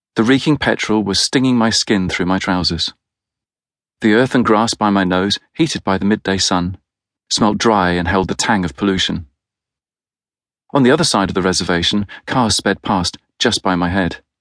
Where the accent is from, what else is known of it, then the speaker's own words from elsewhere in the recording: United Kingdom; As a Brit